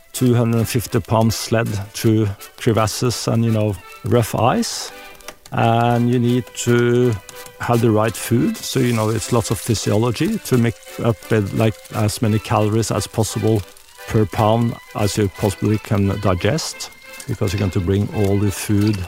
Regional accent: Norway; I'm from Norway.

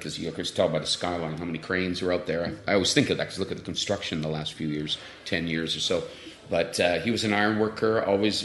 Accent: Vancouver, British Columbia, Canada; I grew up in East Vancouver

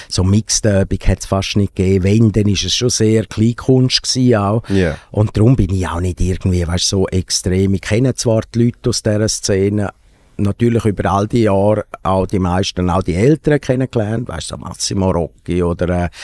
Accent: Grisons, Switzerland; ich bin, wo ich aufgewachsen bin, so in der, also dort, wo wir gewohnt haben, in Graubünden, dort haben wir auch lange keine äh, Kabelfernsehen gehabt.

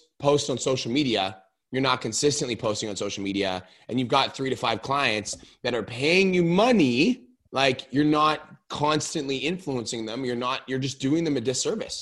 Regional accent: Canada; I'm Canadian.

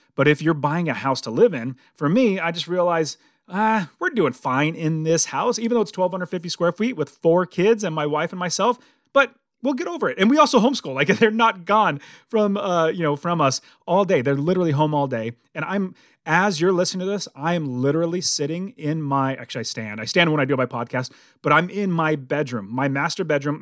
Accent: United States; as American

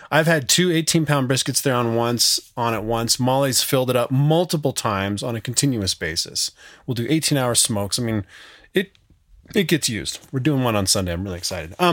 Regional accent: Montana, United States; now in Wyoming, United States; I grew up in Montana and now live 100 miles south in Wyoming with my wife and four kids.

